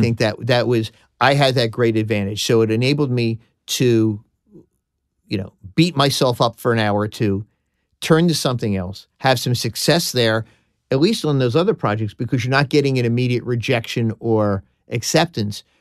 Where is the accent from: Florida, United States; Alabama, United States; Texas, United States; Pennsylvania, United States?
Pennsylvania, United States; Philadelphia; accent: Philadelphia; being from Philadelphia, my Philadelphia accent